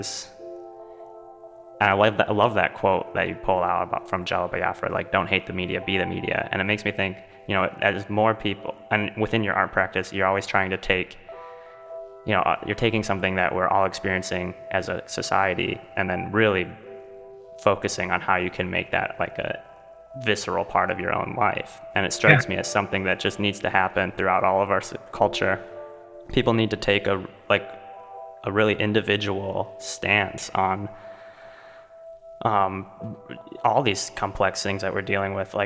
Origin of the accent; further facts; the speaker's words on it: Allen Park, Michigan, United States; I grew up in Allen Park, just right next to the Marathon refinery